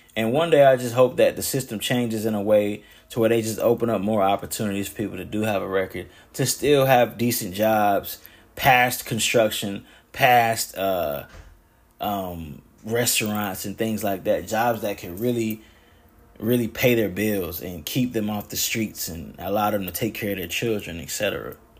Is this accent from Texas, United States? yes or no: no; West End, North Carolina, United States; moved away as an adult; also born or lived in Pinehurst, North Carolina; now in Pennsylvania, United States; Born and raised in Moore County, North Carolina. I was born in Pinehurst and raised in West End